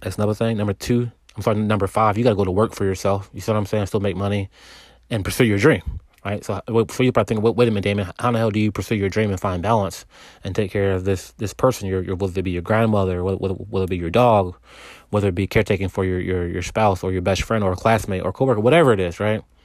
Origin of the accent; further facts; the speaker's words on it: Texas, United States; also born or lived in California; so I moved from California to Texas after my parents divorced.